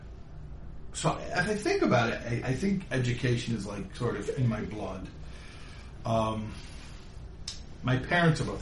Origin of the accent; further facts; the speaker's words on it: Chicago, Illinois, United States; moved away as an adult; now in Five Towns, United States; I'm not originally a New Yorker. I'm from Chicago.